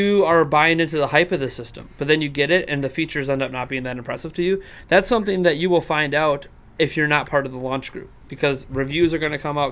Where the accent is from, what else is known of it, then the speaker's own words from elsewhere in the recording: United States; I'm an American